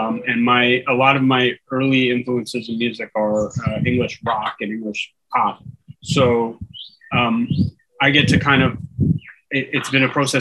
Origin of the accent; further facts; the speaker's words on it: Markham, Ontario, Canada; now in Curaçao; I'm from Toronto originally, actually Markham, Ontario